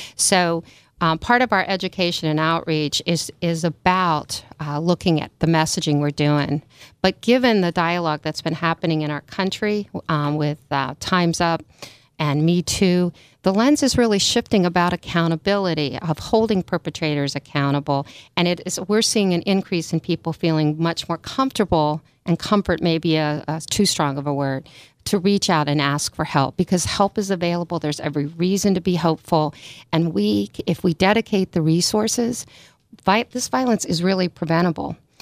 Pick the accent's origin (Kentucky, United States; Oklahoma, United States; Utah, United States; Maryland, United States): Maryland, United States; moved away as an adult; also born or lived in New York; now in California, United States; I grew up in Maryland, went to school in New York, and then, uh, took a road trip to California and never went home.